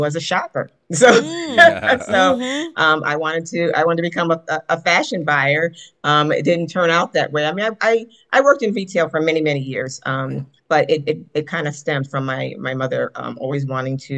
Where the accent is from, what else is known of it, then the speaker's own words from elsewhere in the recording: Hamden, Connecticut, United States; also born or lived in New Haven, Connecticut; So I was born in New Haven, probably raised in Hamden, because I live in Hamden now and lived in Hamden with my mom for most of my life.